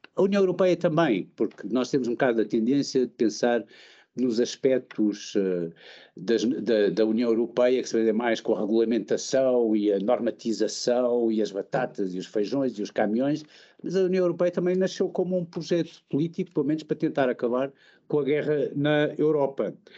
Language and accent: Portuguese; Portugal; moved away; como português